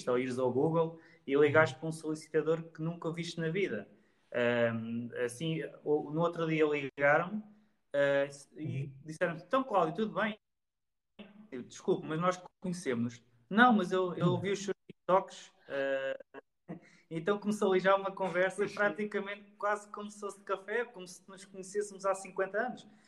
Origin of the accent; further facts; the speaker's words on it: Leiria, Leiria District, Portugal; Ou seja, se calhar já há pessoas que nos acompanham que não sabiam, não sabiam que, que éramos de Leiria.